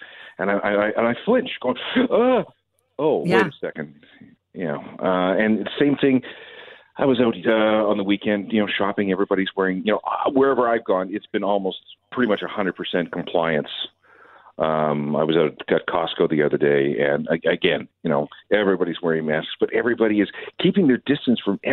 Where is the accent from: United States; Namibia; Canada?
Canada; Winnipeg, Manitoba; moved away; when I grew up in Winnipeg, there were four drive-ins.